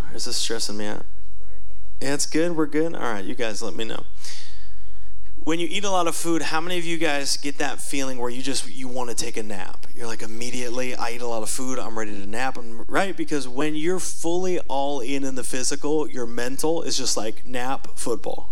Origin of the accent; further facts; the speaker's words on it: United States; as American Christians